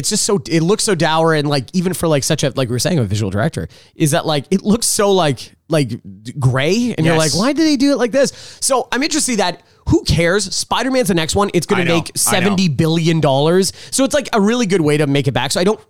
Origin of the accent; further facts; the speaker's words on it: New York, United States; I'm from New York.